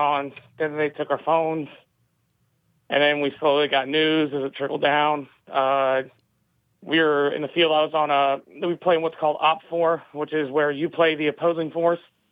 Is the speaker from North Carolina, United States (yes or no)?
yes; Jacksonville, North Carolina, United States; I grew up around the Marine Corps base, Camp Lejeune